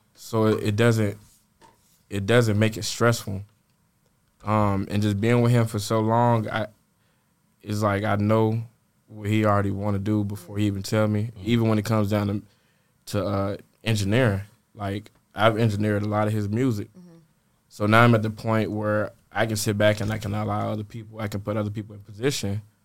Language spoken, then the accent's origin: English; Atlanta, Georgia, United States; born or raised there; also born or lived in Richmond, Virginia